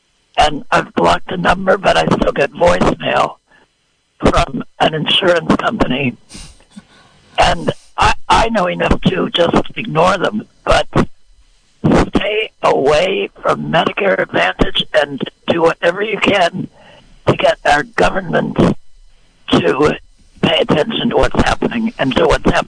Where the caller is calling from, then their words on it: Redwood Valley, California, United States; I'm calling from Redwood Valley.